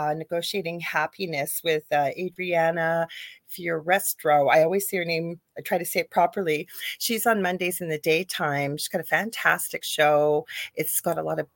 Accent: Canada; I'm a Canadian spiritual psychic medium

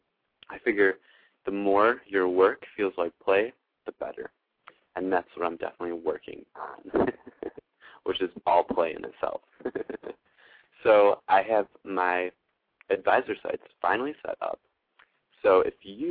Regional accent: Buffalo, New York, United States; moved away; I'm actually coming to you from Buffalo, New York today, in my hometown, born here, raised a little bit, and kind of moved back and forth.

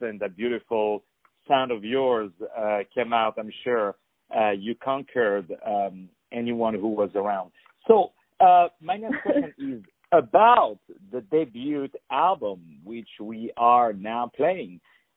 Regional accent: Paris, Île-de-France, France; in Paris, where I'm originally from.

